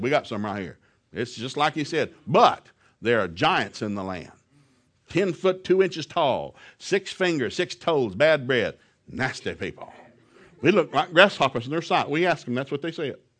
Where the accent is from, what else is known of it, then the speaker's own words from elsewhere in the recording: the South, United States; I'm from the South